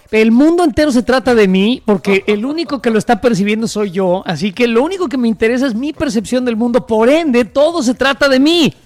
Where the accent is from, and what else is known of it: Mexico